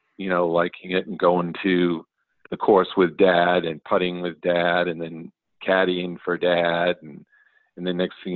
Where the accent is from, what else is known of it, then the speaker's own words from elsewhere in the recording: Portland, Maine, United States; now in Washington State, United States; I grew up in the the Falmouth, Portland area